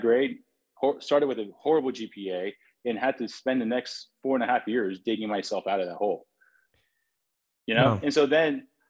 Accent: San Francisco, California, United States; I grew up in San Francisco

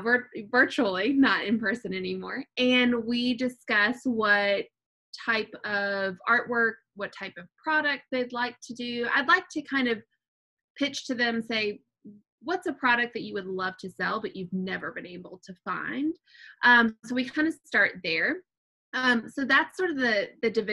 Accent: United States; I grew up right outside of Washington, D.C.

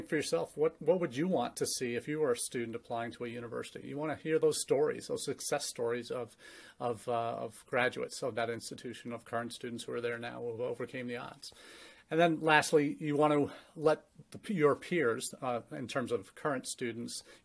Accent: St. Louis, Missouri, United States; also born or lived in England; now in Findlay, Ohio, United States; my dad's company moved him from the U.K. to the home office in St. Louis, Missouri, where I grew up

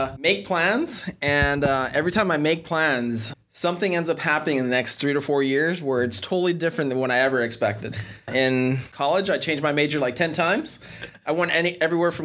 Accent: California, United States; also born or lived in Birmingham, Alabama; now in Orlando, United States; I'm originally from California

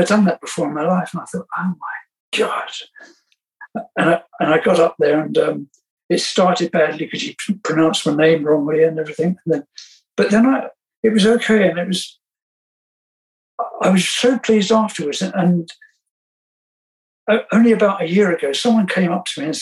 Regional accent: East Barnet, London, United Kingdom; I was born in East Barnet

